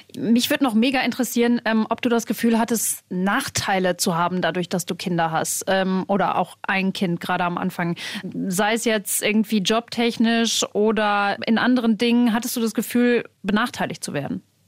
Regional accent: Germany; hier bei uns in Deutschland

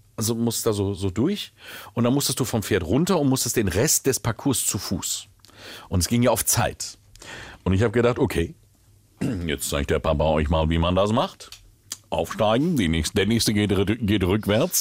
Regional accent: Willingen, Hesse, Germany; ich bin Waldecker. Das ist Landkreis Waldeck-Frankenberg.

